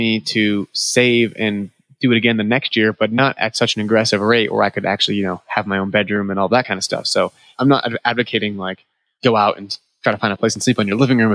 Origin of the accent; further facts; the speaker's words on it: New England, United States; moved away; I'm from New England